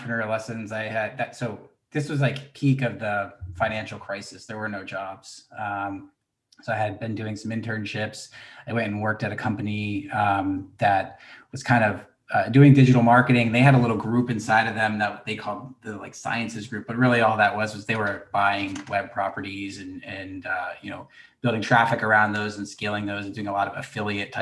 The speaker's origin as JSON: {"language": "English", "town": "Gainesville", "region": "Florida", "country": "United States", "tie": "born or raised there", "moved": "yes", "said": "I grew up in Gainesville, Florida"}